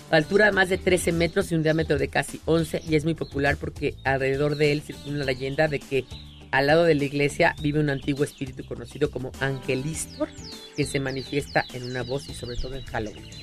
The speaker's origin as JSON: {"language": "Spanish", "region": "Mexico City", "country": "Mexico", "said": "tú y yo somos chilangos"}